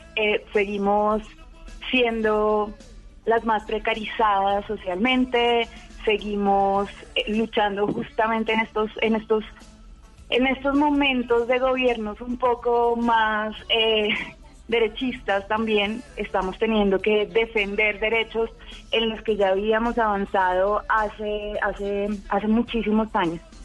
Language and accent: Spanish; Colombia; todas somos colombianas